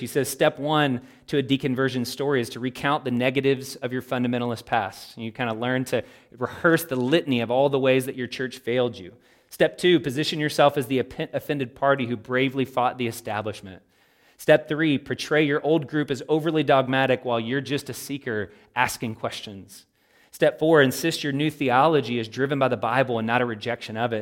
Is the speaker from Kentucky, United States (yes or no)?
yes; Louisville, Kentucky, United States; I am a Kentuckian. I was raised in Louisville, Kentucky